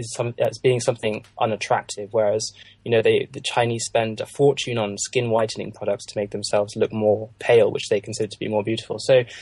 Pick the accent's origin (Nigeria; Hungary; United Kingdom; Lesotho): Lesotho; also born or lived in South Africa; growing up in Lesotho and South Africa